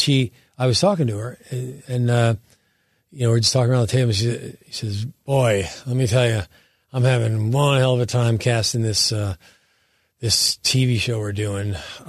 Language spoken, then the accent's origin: English; Sayreville, New Jersey, United States; accent: New Jersey